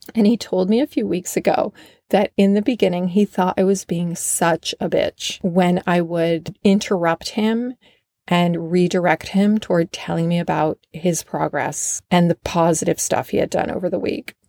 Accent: Vermont, United States; moved away; also born or lived in Los Angeles; Vermont, my home state

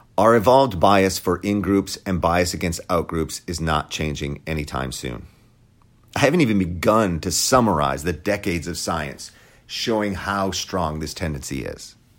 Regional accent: Wisconsin, United States; I grew up in Wisconsin

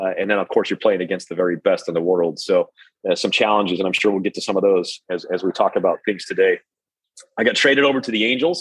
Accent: Salt Lake City, Utah, United States; moved away as an adult; also born or lived in Wichita, Kansas; I grew up in Salt Lake City, Utah

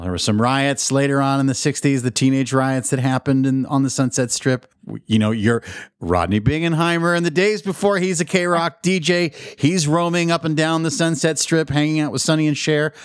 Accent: Albuquerque, New Mexico, United States; moved away; also born or lived in Pittsburgh, Pennsylvania; my mother moves us to Albuquerque, New Mexico. At the end of the seventies

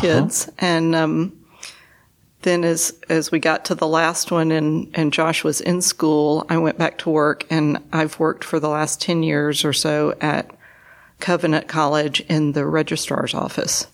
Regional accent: Tuscumbia, Alabama, United States; moved away as an adult; now in Chattanooga, United States; I grew up in North Alabama in the small town of Tuscumbia

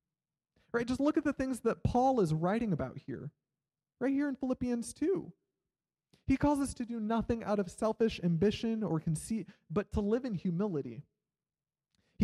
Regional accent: Iowa, United States; moved away as an adult; also born or lived in Kansas; I grew up in Iowa, and then I went to college in Kansas

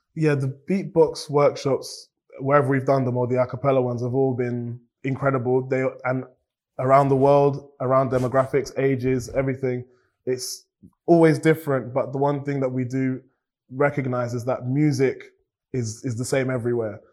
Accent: Cambridge, East of England, United Kingdom; I've grown up in Cambridge and I'm grateful for all of these things. And I've also grown up in a Nigerian household

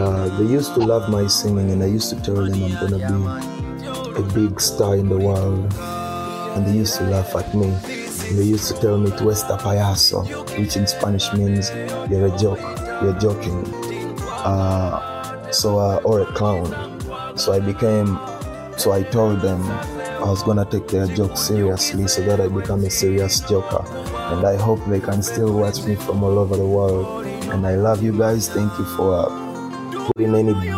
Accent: Kampala, Central Region, Uganda; moved away as an adult; also born or lived in Lewiston, Maine, United States; I grew up in Kawempe, and I spent most of my life in Kawempe.

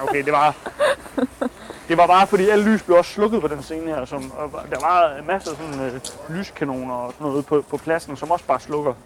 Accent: Denmark; være hjemme i Danmark og holde fast i sine egne traditioner

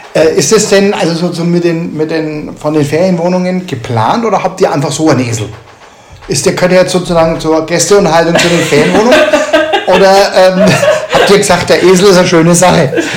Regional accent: Nuremberg, Bavaria, Germany; ich komme ja aus Nürnberg ursprünglich

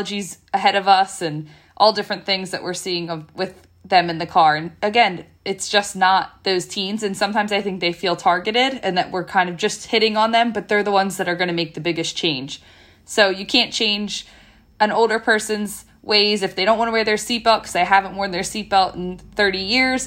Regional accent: Bucks County, Pennsylvania, United States; I grew up in Bucks County my whole life

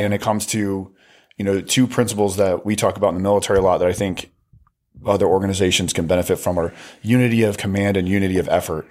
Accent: United States; being an American

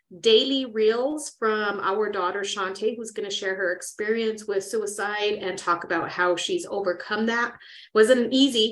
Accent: Las Vegas, New Mexico, United States; in Las Vegas, New Mexico, where it's my hometown too

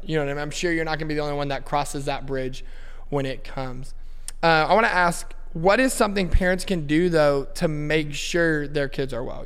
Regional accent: Fort Worth, Texas, United States; moved away as an adult; also born or lived in Edmond, Oklahoma; I grew up in Fort Worth, Texas

